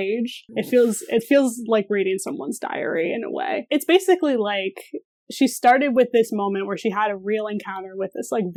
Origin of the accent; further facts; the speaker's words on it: Sandusky, Ohio, United States; now in Columbus, United States; I'm from Northern Ohio. I'm from Sandusky, like right on the lake